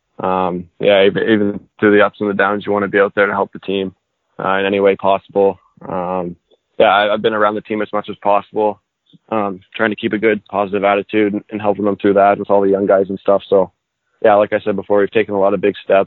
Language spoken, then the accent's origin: English; Halifax, Nova Scotia, Canada; especially being a kid growing up here in Halifax